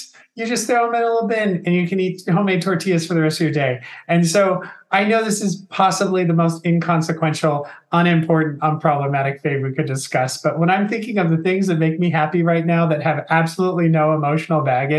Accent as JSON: {"language": "English", "region": "Southern California", "country": "United States", "said": "I'm from Southern California. Mexican food is like in my blood. It's actually literally in my blood, as I am a quarter Mexican."}